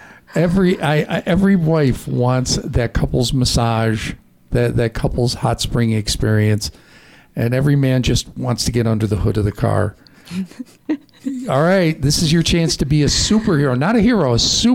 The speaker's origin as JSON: {"language": "English", "region": "Midwest", "country": "United States", "tie": "born or raised there", "said": "growing up in the Midwest"}